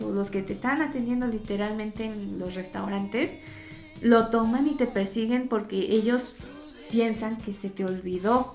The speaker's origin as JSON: {"language": "Spanish", "country": "Mexico"}